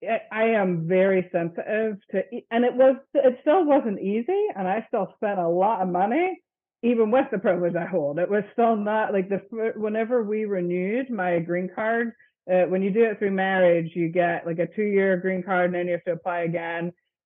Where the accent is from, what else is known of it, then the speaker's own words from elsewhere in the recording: Northern Ireland, United Kingdom; moved away; I grew up in the Presbyterian Church in Ireland, and that was not a possibility for me to even actually be a member of a congregation there.